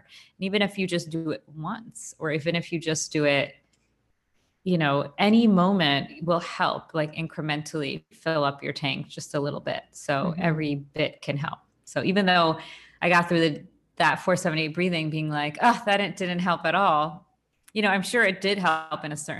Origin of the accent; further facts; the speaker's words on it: India; So as an Indian person growing up Hindu, there were times where we did, like, meditation, or you meditate on a mantra, and, like, and that's really common.